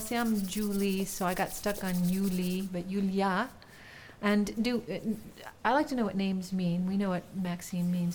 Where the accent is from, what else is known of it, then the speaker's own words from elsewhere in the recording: Bakersfield, California, United States; I'm from Bakersfield